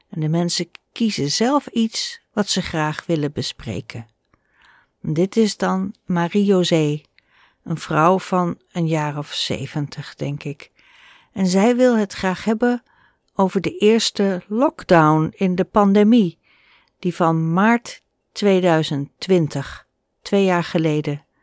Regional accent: Germany; Dutch is a second language; now in Netherlands; Als Nederlanders horen dat ik uit Duitsland kom, spreken ze meestal Engels met mij. En mijn Nederlands is nog niet zo goed

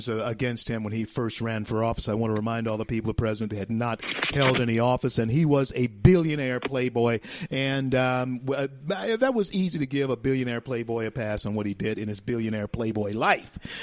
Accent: Shreveport, Louisiana, United States; moved away; my hometown, Shreveport, Louisiana, and my home state of Louisiana

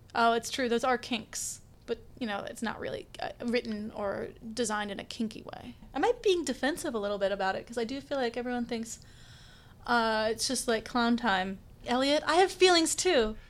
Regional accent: Stanley, Kansas, United States; moved away; I am from Kansas. I am from Stanley, Kansas. It's a small town about an hour and change south of Kansas City.

